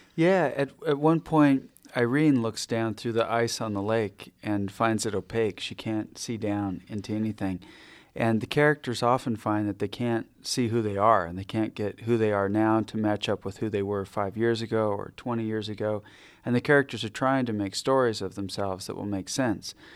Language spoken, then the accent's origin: English; Ketchikan, Alaska, United States; also born or lived in Adak Island, Alaska; spent my early childhood in Ketchikan in southeast Alaska